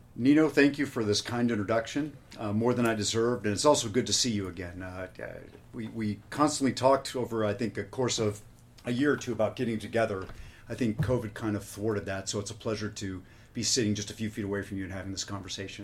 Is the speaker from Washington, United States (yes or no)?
yes; Spokane, Washington, United States; I was 11 years old and uh, growing up in Spokane, Washington.